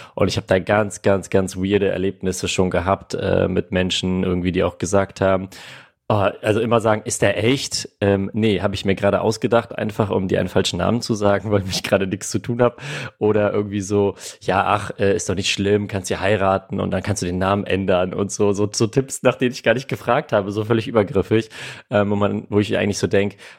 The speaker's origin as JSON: {"language": "German", "country": "Armenia", "tie": "born or raised there", "moved": "yes", "lives_now": "Germany", "said": "meine Wurzeln liegen in Armenien, ich bin in Armenien geboren, meine Eltern kommen beide aus Armenien"}